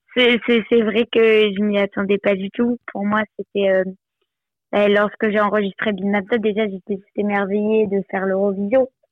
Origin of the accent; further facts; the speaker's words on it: Nice, Provence-Alpes-Côte d'Azur, France; je viens de Nice